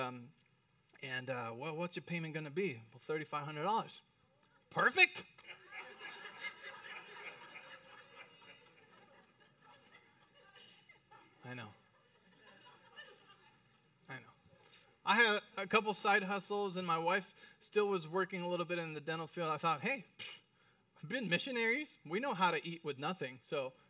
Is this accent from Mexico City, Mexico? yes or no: yes; Mexico City, Mexico; moved away as an adult; I went to private school in Mexico City.